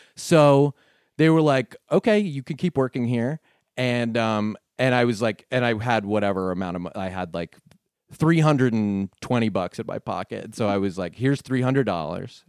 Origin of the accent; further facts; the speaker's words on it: Connecticut, United States; also born or lived in New Jersey; I grew up in Connecticut